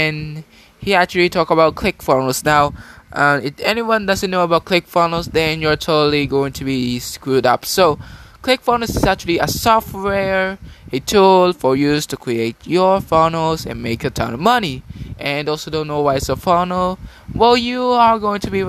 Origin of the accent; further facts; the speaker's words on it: Philippines; I was born in the Philippines